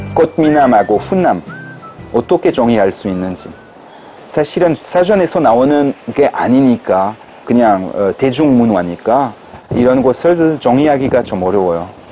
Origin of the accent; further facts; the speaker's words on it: France; Korean is a second language; moved away as an adult; now in South Korea; 프랑스 사람으로서는